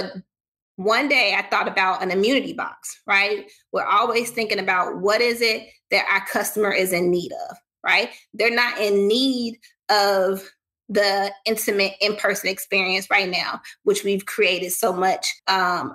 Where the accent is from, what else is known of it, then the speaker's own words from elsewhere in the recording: the South, United States; I'm a Southerner